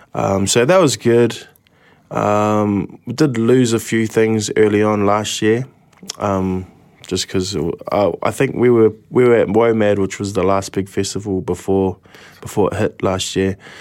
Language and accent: English; New Zealand; Kitty Kitty at my hometown